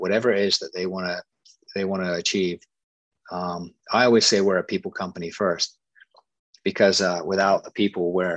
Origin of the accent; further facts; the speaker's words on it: England, United Kingdom; now in United States; I come from England